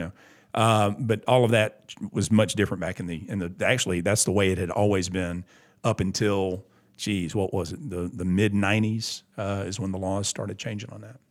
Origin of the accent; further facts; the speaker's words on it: Augusta, Georgia, United States; I have a great deal of pride in my hometown